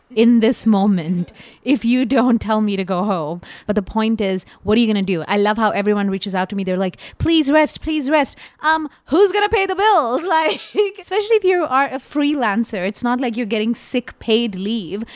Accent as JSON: {"language": "English", "country": "India", "said": "as an Indian person"}